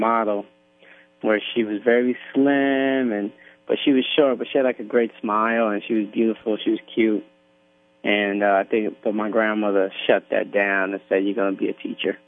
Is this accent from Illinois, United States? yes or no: no; Yonkers, New York, United States; growing up in Yonkers